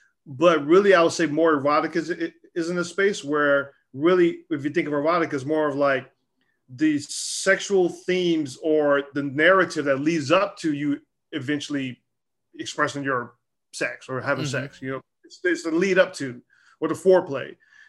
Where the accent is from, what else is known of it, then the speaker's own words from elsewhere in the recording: the South, United States; I grew up in the South, but I guarantee you, I knew from jump hip hop was not just rap music.